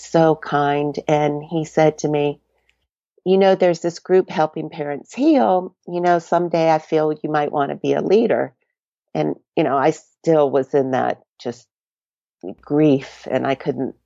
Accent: Florida, United States; also born or lived in Charlotte, North Carolina; now in Colorado, United States; I am born and raised in Florida via Charlotte, North Carolina, and I've been in Colorado for a few years

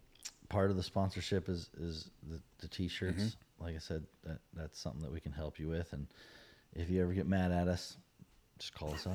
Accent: Pennsylvania, United States; oh, yeah, I'm from Pennsylvania.

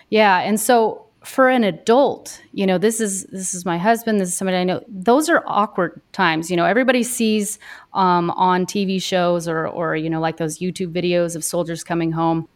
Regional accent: Dodge City, Kansas, United States; now in Wisconsin, United States; I grew up in Kansas, um, right around Dodge City, Kansas. I grew up on a cattle ranch out there

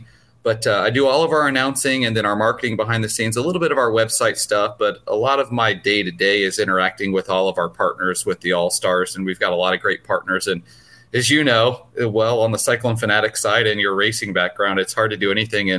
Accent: Newton, Iowa, United States; I grew up in Newton, so just not too far from where you are, actually.

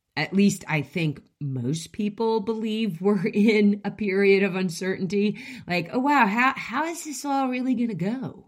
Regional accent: United States; I'm an American and I speak English

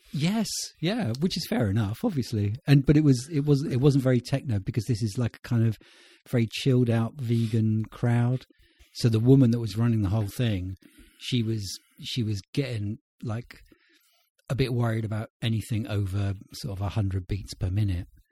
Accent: United Kingdom; I'm British

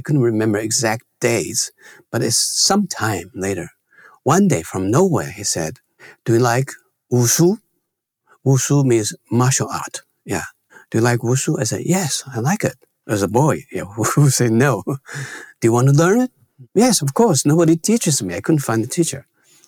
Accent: China; born or raised there; moved away

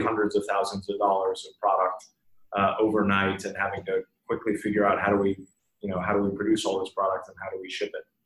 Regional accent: Bemidji, Minnesota, United States; moved away; also born or lived in Leonard, Minnesota / Boston; I grew up in uh, very northern Minnesota, about five hours north of Minneapolis

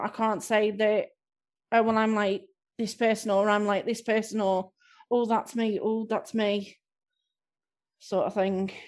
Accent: Southport, North West England, United Kingdom; I'm from Southport

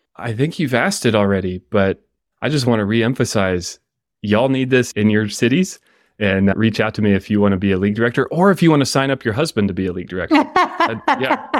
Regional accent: Atlanta, Georgia, United States; I grew up in Atlanta, swimming for the Atlanta Swim Association

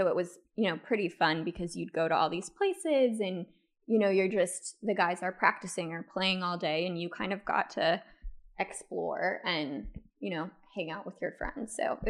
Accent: Thousand Oaks, California, United States; And so I grew up in Thousand Oaks.

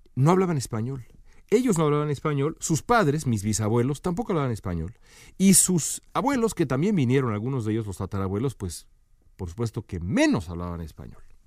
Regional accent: Mexico; todos nosotros somos mexicanos

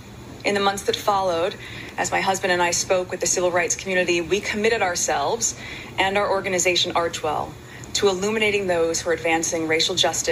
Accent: California, United States; moved away; We moved to California, my home state, shortly before the murder of George Floyd.

